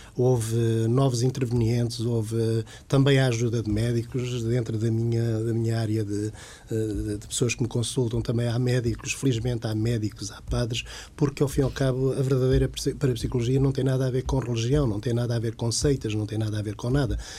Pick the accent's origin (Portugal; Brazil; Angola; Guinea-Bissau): Portugal; moved away as an adult; also born or lived in Lisbon; eu sou da zona de Santarém